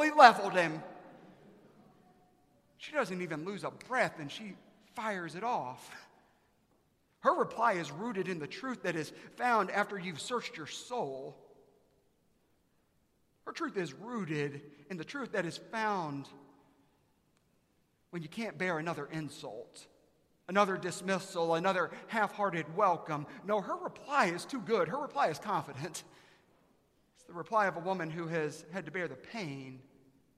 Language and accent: English; Aiken, South Carolina, United States; now in Texas, United States; I'm from Aiken, South Carolina.